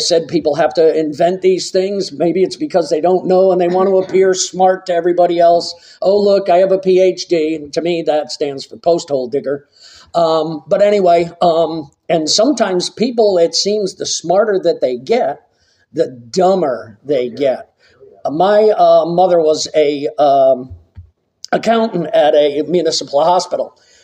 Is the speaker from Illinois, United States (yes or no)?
no; Massachusetts, United States; growing up in Massachusetts